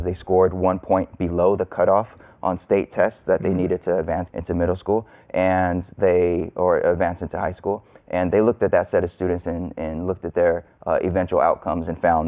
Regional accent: California, United States; I grew up in California

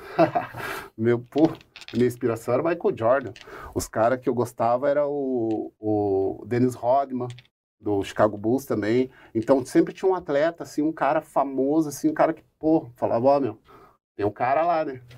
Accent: Curitiba, Paraná, Brazil; o bairro alto que eu frequento, né, onde eu nasci e me criei

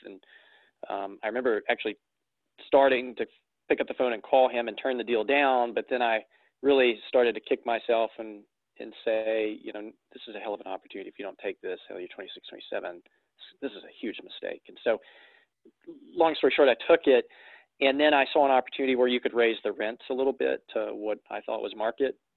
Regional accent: Florence, Alabama, United States; I am based in Florence, Alabama, uh, the Florence Muscle Shoals market. I've uh, born and bred here, been here for 36 years

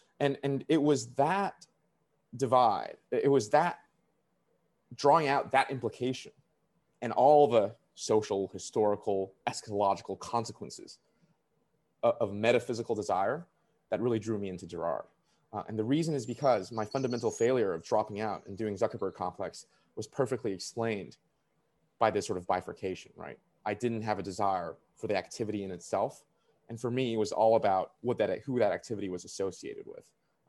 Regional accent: Canada; the only thing that prevented me was me not having a visa, because I'm a Canadian.

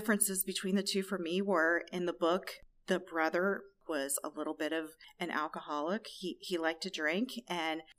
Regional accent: Charleston, South Carolina, United States; I was born in Charleston, South Carolina

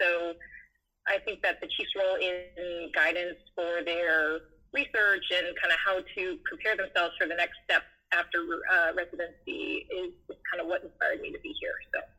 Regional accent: Wisconsin, United States; now in Chicago, United States; I came from Wisconsin. I've always wanted to live in the big city of Chicago

